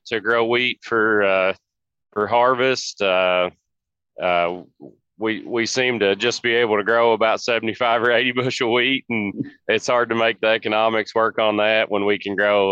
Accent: Philpot, Kentucky, United States; I'm from Philpott, Kentucky, right outside Owensboro. And I farm alongside my dad and my grandfather

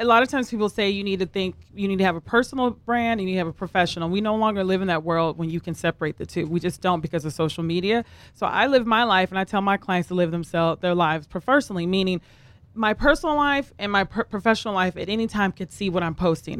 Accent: the South, United States; I'm from the South as well

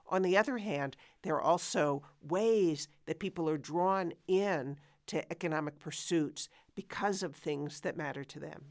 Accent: United States; as an American

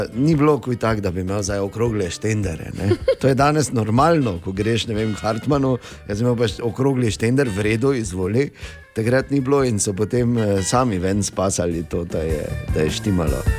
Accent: Slovenia; smo Slovenci

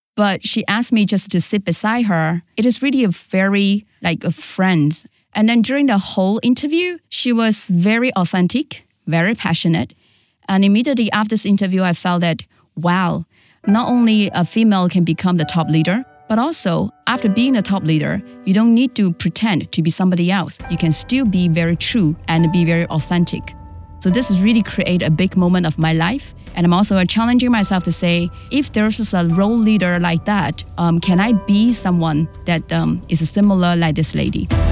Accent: Shanghai, China; also born or lived in Guangzhou; I was born in Shanghai and I was raised by my grandma

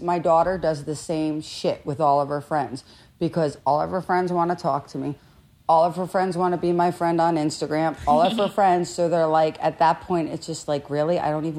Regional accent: New Jersey, United States; I'm from Jersey.

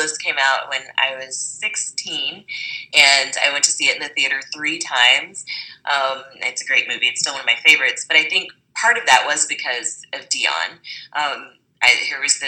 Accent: Springfield, Missouri, United States; moved away as an adult; now in Los Angeles, United States; I grew up in Springfield, Missouri. It's a very white town. It's diversified a little bit since I left in the early 2000s

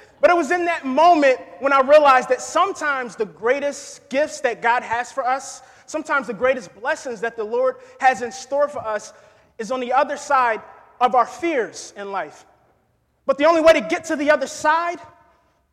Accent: New Jersey, United States; moved away as an adult; now in Kentucky, United States; I'm originally from New Jersey. Born and raised

